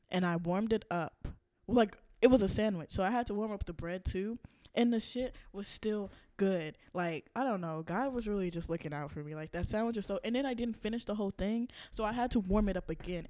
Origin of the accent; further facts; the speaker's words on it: the South, United States; I am from the South